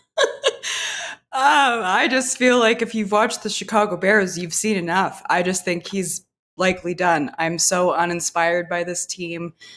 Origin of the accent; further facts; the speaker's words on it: Canada; I was alive in the eighties as a Canadian infant